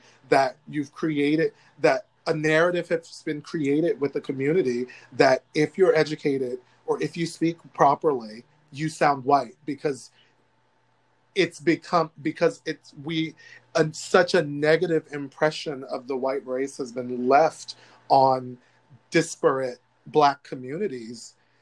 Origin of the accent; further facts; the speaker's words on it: United States; The United States of America is my home, but it doesn't want me here